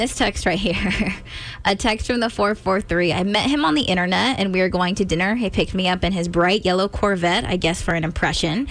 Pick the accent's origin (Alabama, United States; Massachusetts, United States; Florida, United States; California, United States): California, United States; I'm from California